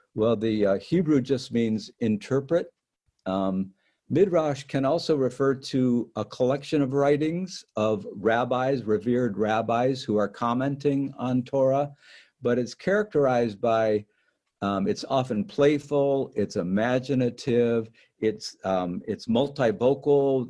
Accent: Detroit, Michigan, United States; moved away; So I grew up in Detroit, um, most segregated city in the United States at the time.

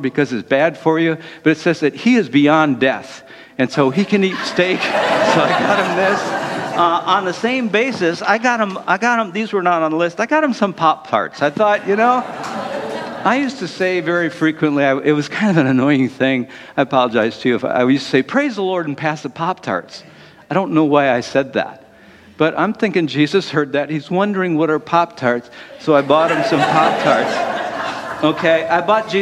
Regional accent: Detroit, Michigan, United States; I'm from Detroit.

